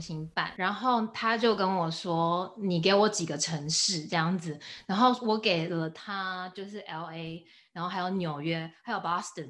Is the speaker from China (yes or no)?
no; Taiwan; moved away; 我是 from Taiwan